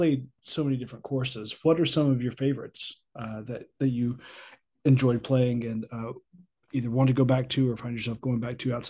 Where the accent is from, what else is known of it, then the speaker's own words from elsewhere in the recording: Alabama, United States; So I'm from Alabama, the northwest corner.